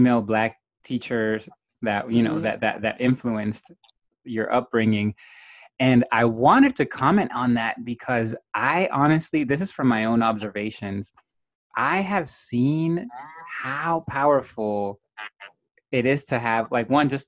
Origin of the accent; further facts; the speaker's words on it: West Coast, United States; I'm from the West Coast